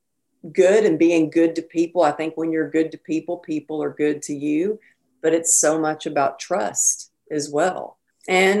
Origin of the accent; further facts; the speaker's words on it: Texas, United States; now in California, United States; growing up in Texas